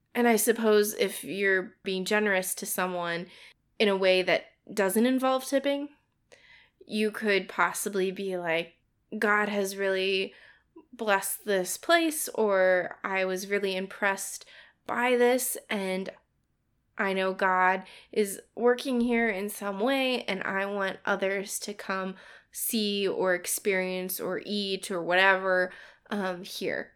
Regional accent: United States; being in a Western culture as an American

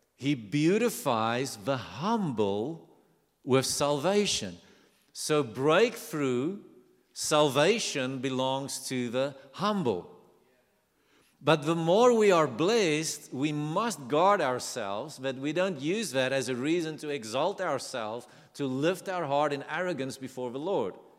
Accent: South Africa; accent: South African; I'm from South Africa

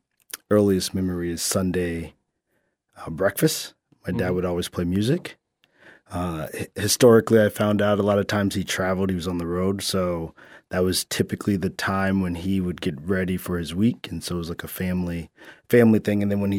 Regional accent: Indianapolis, Indiana, United States; born there; I was born in Indianapolis, Indiana, after the blizzard of 78

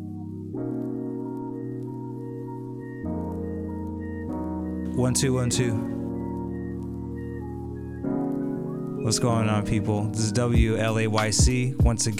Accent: California, United States; now in Washington, D.C., United States; I'm from California originally. And moving to D.C.

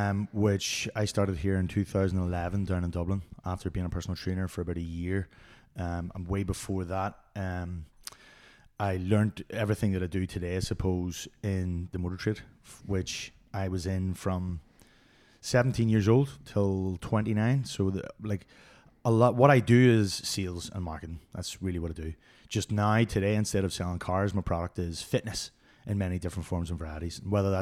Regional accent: Belfast, Northern Ireland, United Kingdom; Belfast, mate.

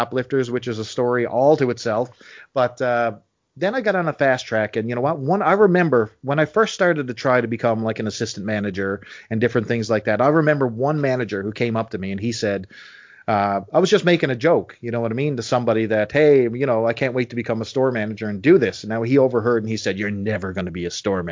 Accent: St. John's, Newfoundland and Labrador, Canada; accent: Newfoundland; I was born in St. John's, Newfoundland, which is actually only 10 minutes from where I live right now

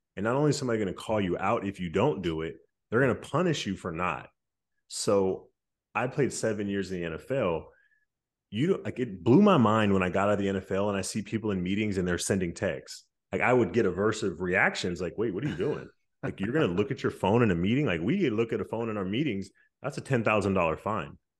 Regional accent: Stockton, California, United States; growing up in Stockton

